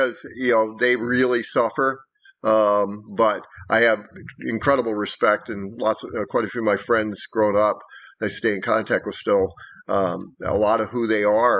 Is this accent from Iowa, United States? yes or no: yes; Iowa, United States; moved away; I grew up in Iowa, so I was a basketball player